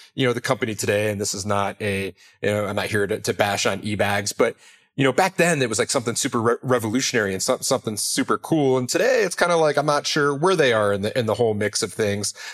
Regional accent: Detroit, Michigan, United States; I was raised in Detroit

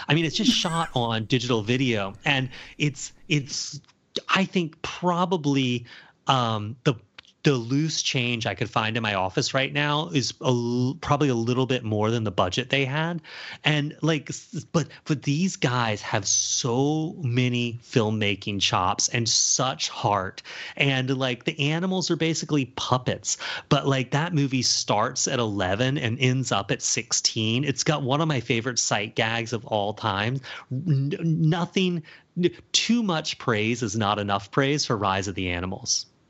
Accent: Charleston, United States; moved away; growing up in Charleston

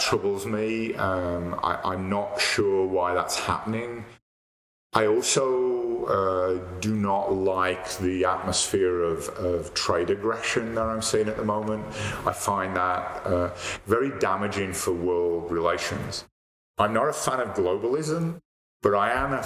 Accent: Dublin, Leinster, Ireland; also born or lived in United Kingdom; now in Calgary, Canada; I was born in Dublin

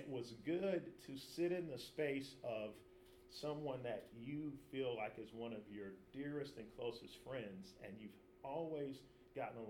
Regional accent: Chicago, Illinois, United States; I'm from Chicago

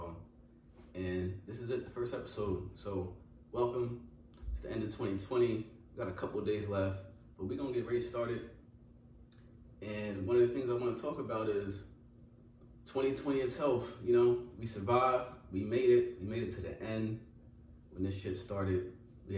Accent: Pennsylvania, United States; moved away as an adult; also born or lived in Virginia; I moved back up here to PA where I'm from.

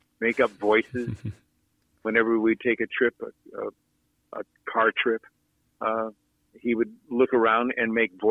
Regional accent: Los Angeles, California, United States; I grew up in Playa del Rey, where there were only about 100 people there at that time

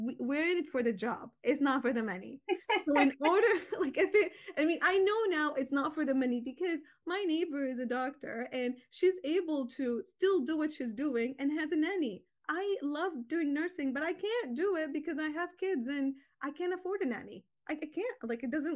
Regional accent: Toronto, Ontario, Canada; So I was raised here in Toronto, Canada, and I went to school here

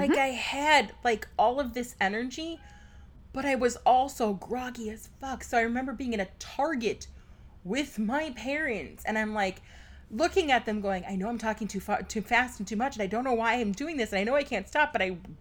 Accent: Packerland, Wisconsin, United States; I'm from Packerland

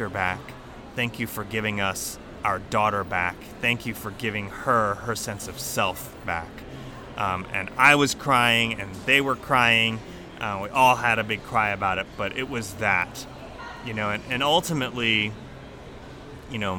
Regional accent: Houston, Texas, United States; now in Birmingham, United States; I grew up in Houston

